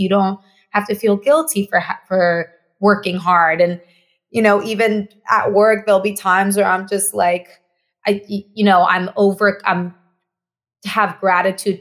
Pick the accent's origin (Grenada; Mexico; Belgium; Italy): Mexico; first language Spanish; English is a second language; now in Los Angeles, United States; Me, myself, I am Mexican. I grew up in Mexico. Spanish is my first language